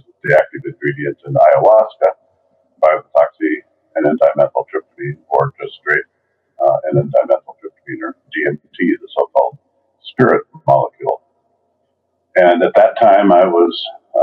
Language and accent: English; Oregon, United States; moved away as an adult; also born or lived in Iowa; now in San Diego, United States; I grew up in Oregon